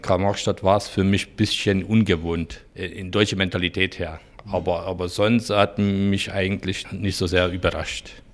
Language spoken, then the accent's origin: German; Hungary; German is a second language; moved away as an adult; also born or lived in Dunakeszi, Hungary; now in Chemnitz, Germany; Ich bin in Ungarn geboren, äh, fast in der Pusta, ganz weit oben, jetzigen ukrainische, rumänische Ecke.